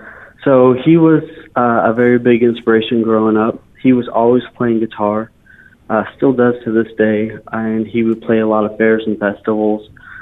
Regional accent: Boise, Idaho, United States; moved away as an adult; also born or lived in New Plymouth, Idaho; now in Nashville, United States; I grew up in Idaho 27 years, Boise, and surrounding areas.

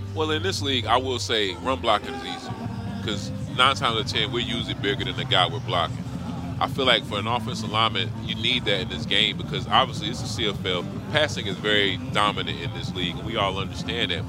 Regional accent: North Carolina, United States; I'm from North Carolina

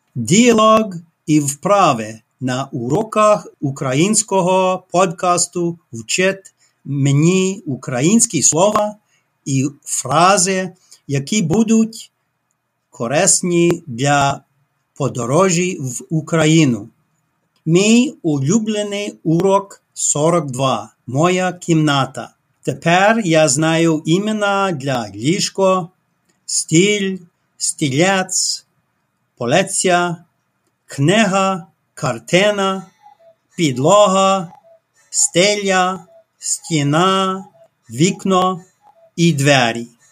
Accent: Winnipeg, Manitoba, Canada; Ukrainian is a second language; Я з Канади. Я живу в Венепезі, Манітобе

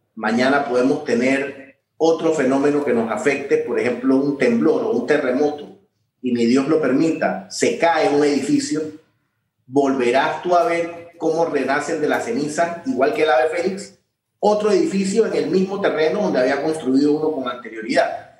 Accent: Panama

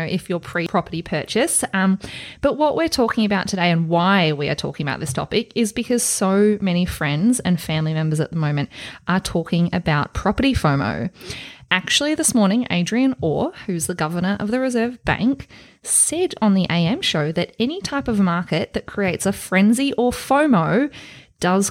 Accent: Australia; I grew up in Australia.

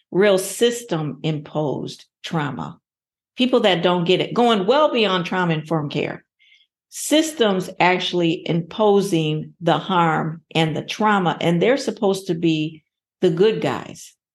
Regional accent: Anchorage, Alaska, United States; also born or lived in Ohio; Yes, I was born and raised in Anchorage.

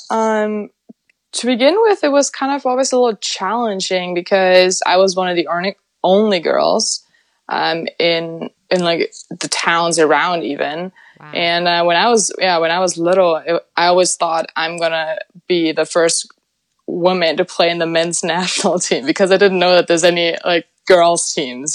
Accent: Germany; moved away as an adult; now in Sweden; I was born and raised in Germany.

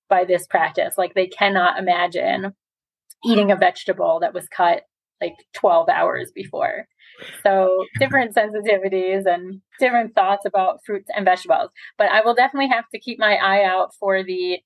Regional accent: United States; moved away as an adult; now in Israel; as an import myself, as an American coming with that mindset

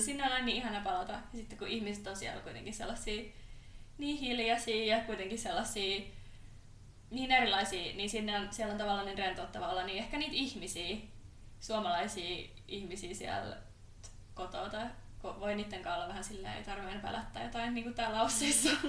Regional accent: Hollola, Päijänne Tavastia, Finland; moved away; mä oon Hollolasta, mm. mikä on sellainen pikkupaikka, kunta

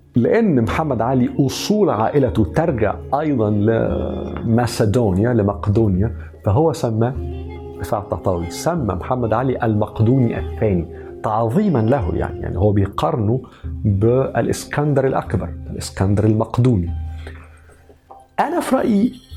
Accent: Egypt; عندنا في مصر وفي الشرق

